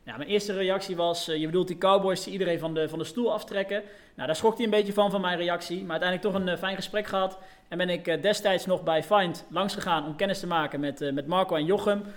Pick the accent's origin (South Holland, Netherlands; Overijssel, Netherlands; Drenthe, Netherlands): Overijssel, Netherlands; Deventer; moved away as an adult; also born or lived in Arnhem / Den Bosch; now in 's-Hertogenbosch, Netherlands; Uiteindelijk ben ik op mijn eh, vijfde verhuisd naar, uh, naar Deventer, waar ik tot mijn eh, zeventiende heb gewoond